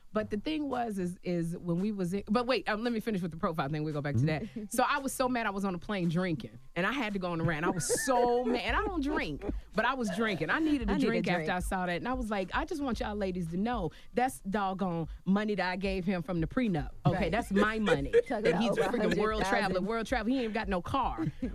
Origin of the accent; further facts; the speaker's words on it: Chicago, Illinois, United States; I said, I'm from Chicago. He's from Detroit.